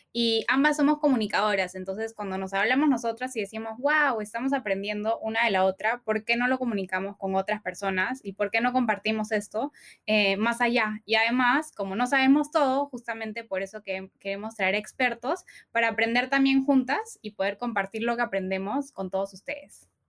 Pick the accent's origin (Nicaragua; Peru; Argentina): Peru; Somos dos peruanas